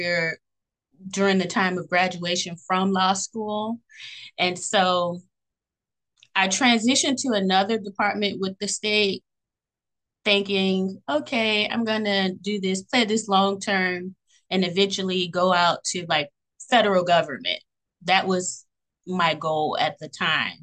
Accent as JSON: {"language": "English", "town": "Fort Lauderdale", "region": "Florida", "country": "United States", "tie": "born or raised there", "said": "I'm from Broward County, Florida, born and raised in Fort Lauderdale."}